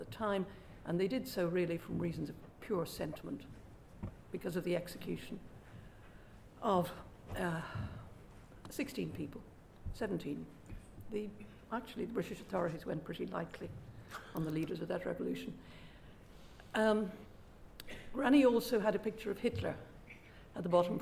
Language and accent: English; Ireland; moved away as an adult; I emigrated from Ireland the day I got married at the age of 21